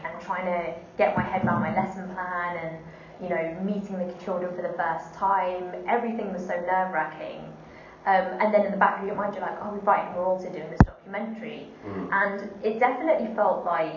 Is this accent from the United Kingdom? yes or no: yes; Wembley, London, United Kingdom; where I grew up in Wembley